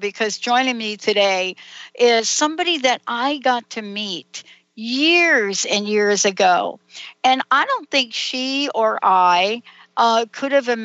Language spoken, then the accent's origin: English; New Jersey, United States; moved away as an adult; also born or lived in New York; now in Seattle, United States; I was born in New York, grew up in New Jersey.